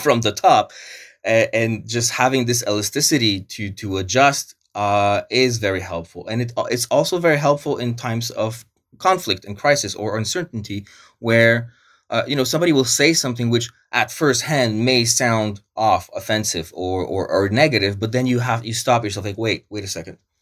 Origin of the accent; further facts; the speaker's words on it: Montreal, Quebec, Canada; first language Polish; English is a second language; moved away; also born or lived in Wrocław, Poland / Italy / Córdoba, Spain; growing up in Montreal, where even in my high school, we were, I went to the International School of Montreal